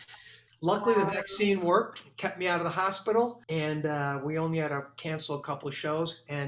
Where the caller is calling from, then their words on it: Grand Rapids, Michigan, United States; But we flew into Grand Rapids, Michigan